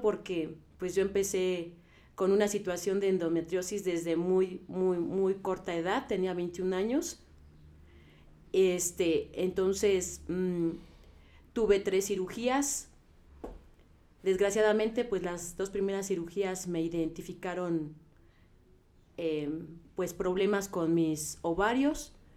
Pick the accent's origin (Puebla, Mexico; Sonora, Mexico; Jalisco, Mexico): Puebla, Mexico; moved away as an adult; yo soy del estado de Puebla y allá el clima es diferente al de aquí. Entonces, eh, yo llegué aquí a los 18 años